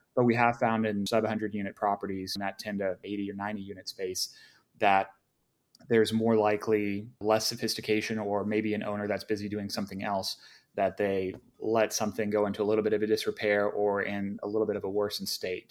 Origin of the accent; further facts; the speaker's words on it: Dallas, Texas, United States; now in Austin, United States; I grew up in Dallas originally, so I'm very familiar with the area